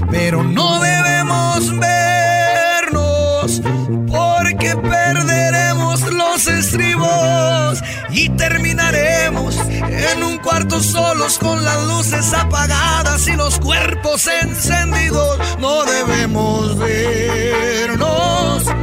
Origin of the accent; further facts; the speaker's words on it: Querétaro, Mexico; Soy de Querétaro.